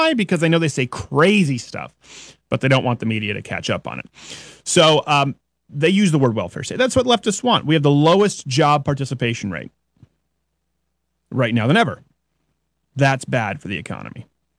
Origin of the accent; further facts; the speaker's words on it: Belgium; English is a second language; Refugees have been caught as terrorists in the Paris attacks. So I'm from Belgium.